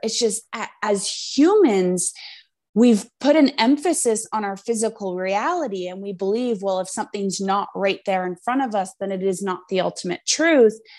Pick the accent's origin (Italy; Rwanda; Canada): Canada; we're both Canadian